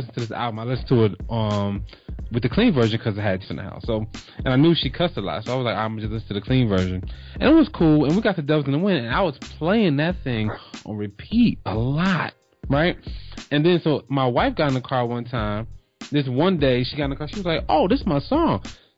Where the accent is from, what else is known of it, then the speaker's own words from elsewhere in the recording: New Jersey, United States; now in Atlanta, United States; I'm from Jersey